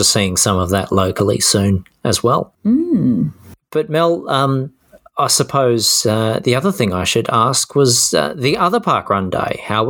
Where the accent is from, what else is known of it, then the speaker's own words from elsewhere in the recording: Tasmania, Australia; growing up in Tassie